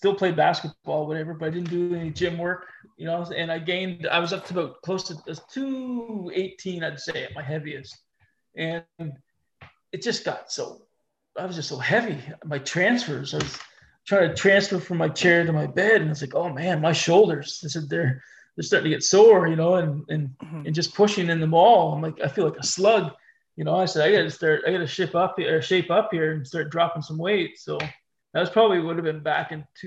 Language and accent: English; Fredericton, New Brunswick, Canada; also born or lived in Kenora, Ontario; I grew up in Fredericton, you know, and we're a small city